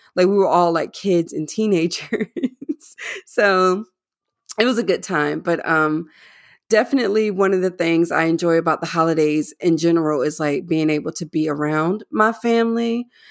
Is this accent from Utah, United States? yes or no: no; North Carolina, United States; moved away; I'm from North Carolina as well